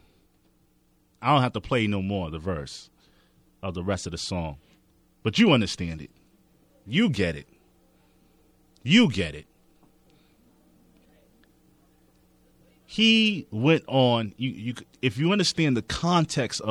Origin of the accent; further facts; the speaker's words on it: New York City, New York, United States; I'm from Queens